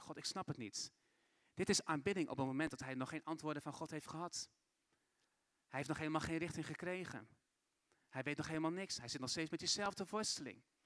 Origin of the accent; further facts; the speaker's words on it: Assen, Drenthe, Netherlands; moved away as an adult; also born or lived in Brazil; Ik ben geboren en opgegroeid in Assen